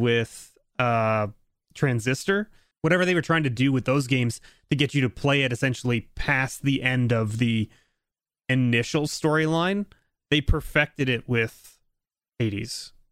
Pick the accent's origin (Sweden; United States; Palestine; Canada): Canada; I'm a Canadian